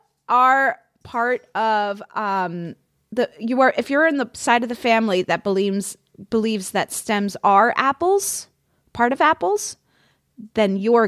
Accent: New York City, New York, United States; moved away as an adult; now in London, United Kingdom; So, my brother and I were born and brought up in New York City. He moved to Pennsylvania and then Florida as an adult, and I moved to London.

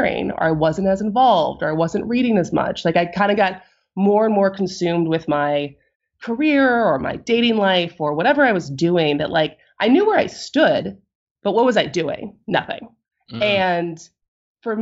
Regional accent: Madison, Wisconsin, United States; growing up in Madison, my high school was down the street from

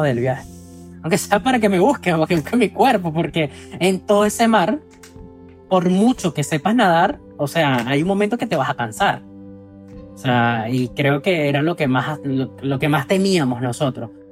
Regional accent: Venezuela; moved away as an adult; soy de Venezuela y tengo 29 años

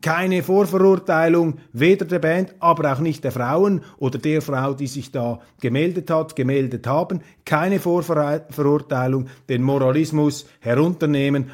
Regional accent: Switzerland; als Schweizer

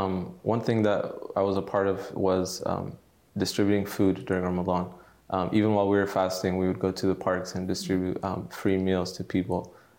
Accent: Dallas, Texas, United States; Yeah. So I was born and raised in Dallas, Texas, the United States. And my father is from Algeria and my mother is from Tunisia, but they met in California. And then they moved to Texas shortly before I was born.

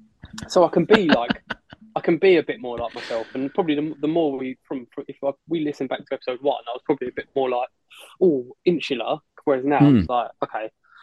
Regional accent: London, United Kingdom; stand there being like … I'm from London.

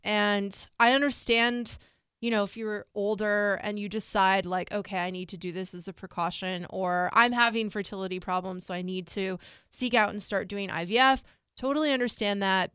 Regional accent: United States; I was born in this country. I'm an American citizen.

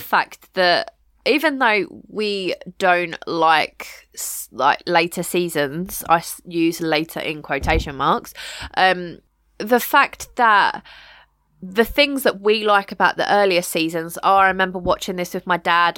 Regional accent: United Kingdom; we are British

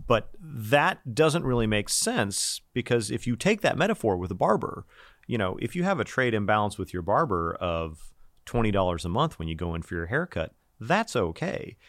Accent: United States; accent: American

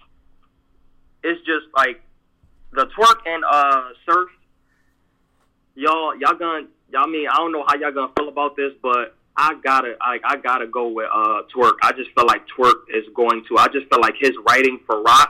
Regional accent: East Coast, United States; I'm from the East Coast

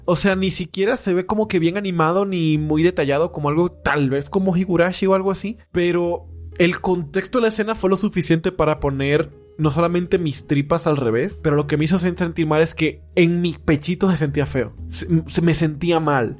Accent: Dominican Republic

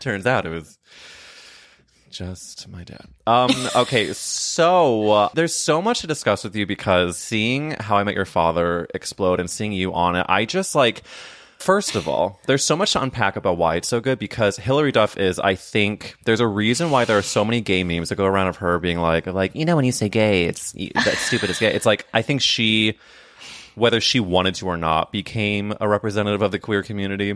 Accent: St. Louis, Missouri, United States; I'm from, I'm from Saint Louis

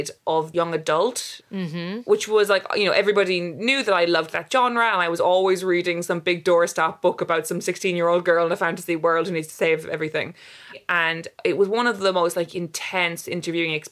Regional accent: Cork, Munster, Ireland; moved away as an adult; also born or lived in London; I grew up in Cork and then I went to university in Cork

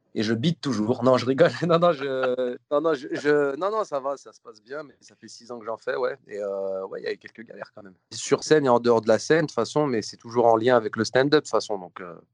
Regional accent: Lyon, Auvergne-Rhône-Alpes, France; now in Paris, France; je suis lyonnais

